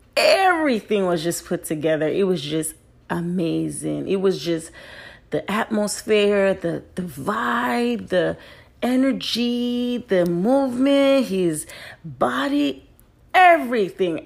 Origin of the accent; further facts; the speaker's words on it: Nigeria; I'm a Nigerian